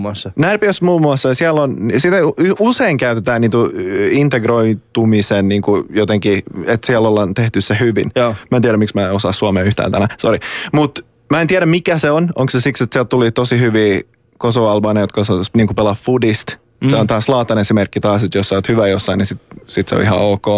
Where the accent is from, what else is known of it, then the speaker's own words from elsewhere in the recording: Raseborg, Uusimaa, Finland; mä oon Tammisaaresta